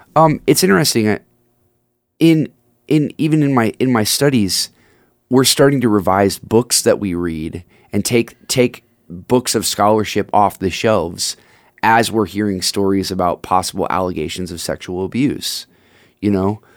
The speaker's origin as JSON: {"language": "English", "country": "United States", "said": "I am, as American as a guy can be"}